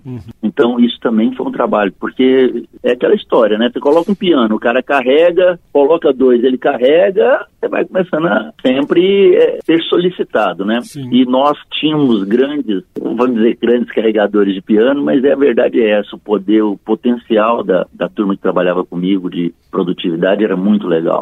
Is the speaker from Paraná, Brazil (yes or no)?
no; Uberlândia, Minas Gerais, Brazil; moved away as an adult; also born or lived in Uberaba / São Paulo; now in Ribeirão Preto, Brazil; eu sou mineiro de Uberaba, cresci em Uberlândia e sou paulista de coração, né?